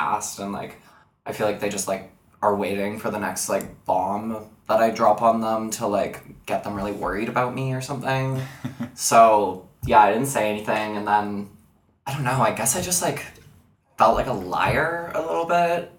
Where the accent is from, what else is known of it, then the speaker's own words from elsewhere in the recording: Port Alberni, British Columbia, Canada; now in Vancouver, Canada; when I was in Port Alberni